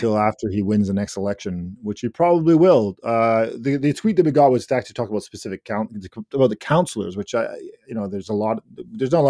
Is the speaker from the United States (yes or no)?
no; the Fraser Valley, British Columbia, Canada; also born or lived in Langley / White Rock / South Surrey; I grew up in the Valley, so, you know, not Surrey. Well, I did live in Surrey. I lived in Langley, White Rock, South Surrey, so as a kid.